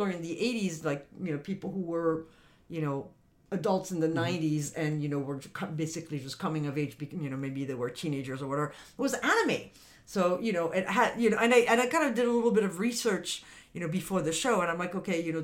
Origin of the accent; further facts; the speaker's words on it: France; moved away; I grew up in France